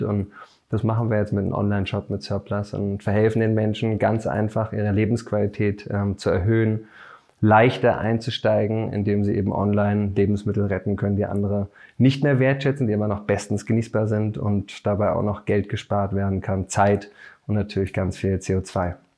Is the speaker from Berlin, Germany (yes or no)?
yes; Berlin, Germany; bin Berliner